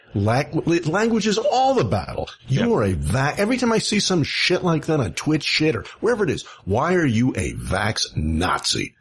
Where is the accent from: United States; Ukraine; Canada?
United States; New York City, New York; I grew up in Elmhurst and Rego Park.